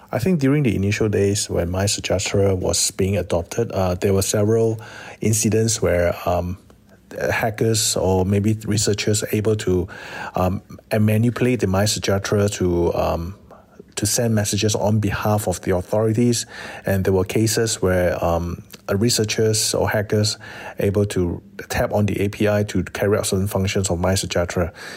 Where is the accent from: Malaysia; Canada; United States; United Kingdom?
Malaysia; as a Malaysian and as a security practitioner